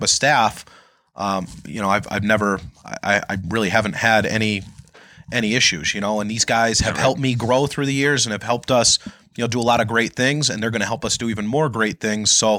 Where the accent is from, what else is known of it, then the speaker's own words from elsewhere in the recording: West Springfield, Massachusetts, United States; I grew up in West Springfield on Garden Street